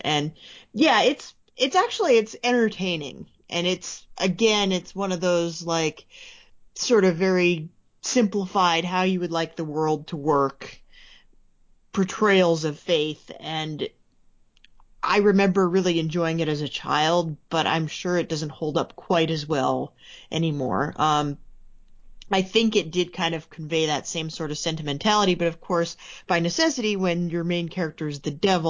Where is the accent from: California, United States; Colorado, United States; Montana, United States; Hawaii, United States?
Montana, United States; I was from Montana.